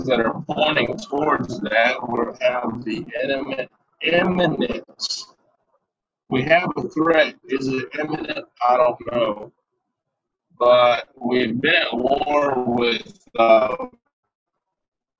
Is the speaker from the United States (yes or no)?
yes; United States; we as the American people